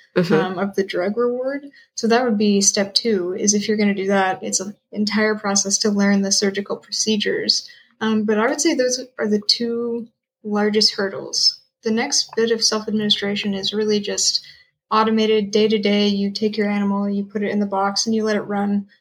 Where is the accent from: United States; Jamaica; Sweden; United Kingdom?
United States; Tennessee; moved away as an adult; also born or lived in Chapel Hill, North Carolina; now in Nova Scotia, Canada; I am originally from Tennessee